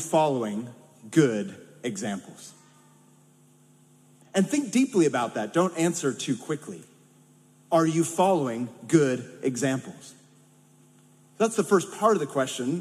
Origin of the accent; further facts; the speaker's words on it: San Francisco Bay Area, California, United States; moved away; growing up in the San Francisco Bay Area